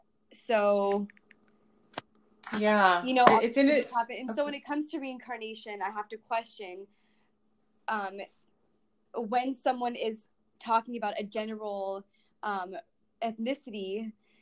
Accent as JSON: {"language": "English", "town": "Los Angeles", "region": "California", "country": "United States", "tie": "born or raised there", "said": "I grew up in the Los Angeles Valley"}